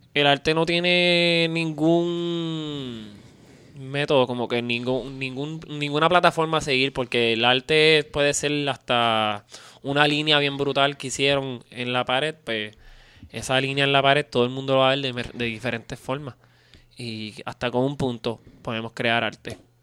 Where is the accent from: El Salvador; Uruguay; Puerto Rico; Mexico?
Puerto Rico; en Puerto Rico yo soy como básicamente como un alien, este, soy puertorriqueño